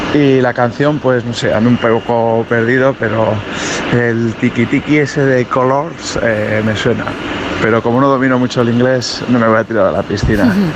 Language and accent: Spanish; El Burgo de Osma, Castile and León, Spain; now in Logroño, Spain; mi sitio para desconectar es mi tierra, que es Soria. Soy de un pueblo del Burgo de Osma